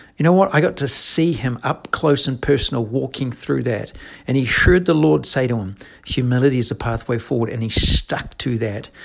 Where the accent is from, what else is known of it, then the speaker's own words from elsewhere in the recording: New Zealand; moved away; I'm from New Zealand